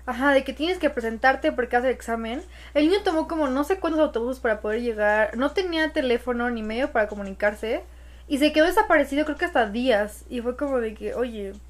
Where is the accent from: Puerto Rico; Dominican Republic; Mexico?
Mexico; los mexicanos somos